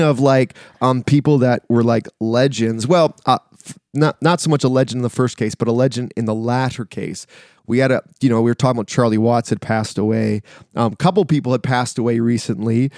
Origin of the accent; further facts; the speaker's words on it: Canada; I'm a Canadian